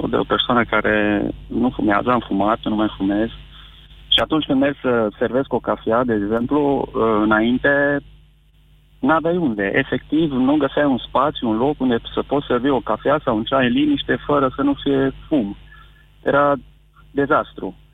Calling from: Baia Mare, Maramureș County, Romania; sunt de la Baia Mare.

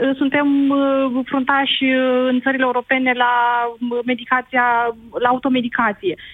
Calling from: Iași, Iași County, Romania; Bună ziua, … … din Iași.

